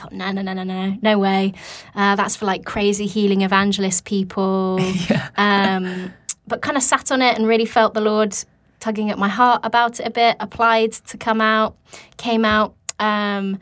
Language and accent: English; Nottingham, East Midlands, United Kingdom; moved away as an adult; also born or lived in Bath; now in Redding, United States; I'm from the UK. I'm from a place called Nottingham.